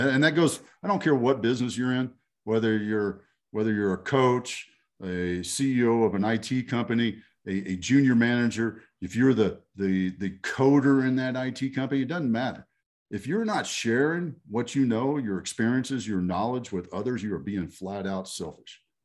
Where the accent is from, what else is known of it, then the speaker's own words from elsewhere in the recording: Texas, United States; I, I grew up in Texas